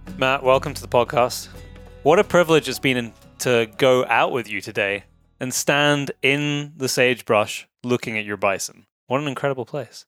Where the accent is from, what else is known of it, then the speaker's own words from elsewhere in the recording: Scotland, United Kingdom; moved away; also born or lived in Nairn; you've been to my home country